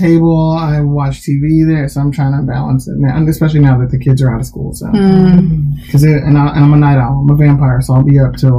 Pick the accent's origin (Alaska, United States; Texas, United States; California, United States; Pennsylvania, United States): Texas, United States; Houston; also born or lived in Alabama; born and raised in Houston. I have always kind of been on the north side of town. Went to high school on the north side of town.